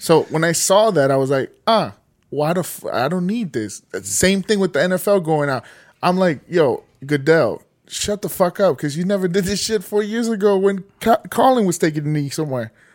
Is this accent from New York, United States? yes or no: no; Los Angeles, California, United States; I grew up in Silver Lake and where I live at, part of Silver Lake